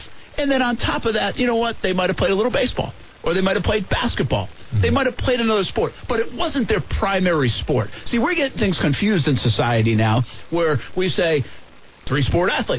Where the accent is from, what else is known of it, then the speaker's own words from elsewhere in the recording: Rhode Island, United States; I grew up in Rhode Island